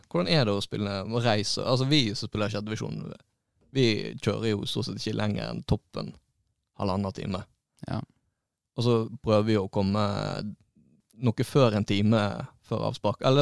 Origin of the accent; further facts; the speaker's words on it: Florø, Vestland, Norway; vi er fra Florø.